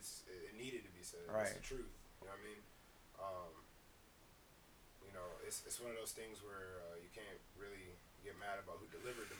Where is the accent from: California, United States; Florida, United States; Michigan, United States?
Michigan, United States; Detroit; Like, I grew up in Detroit, you know what I mean? I grew up around minorities.